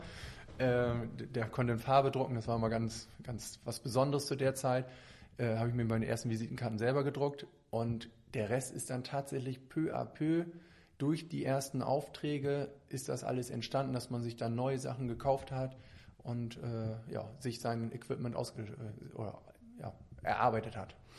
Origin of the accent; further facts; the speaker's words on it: Lemwerder, Lower Saxony, Germany; moved away as an adult; now in Bremen, Germany; ich bin äh, gebürtig, komme ich aus Lemwerder